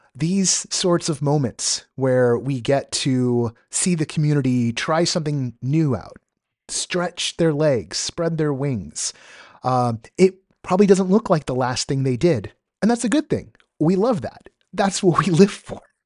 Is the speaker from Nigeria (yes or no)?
no; Southern California, United States; I was born in Southern California